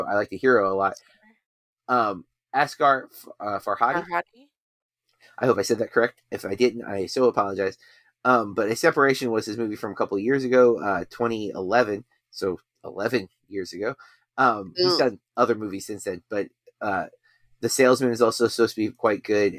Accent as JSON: {"language": "English", "country": "United States", "said": "we are American"}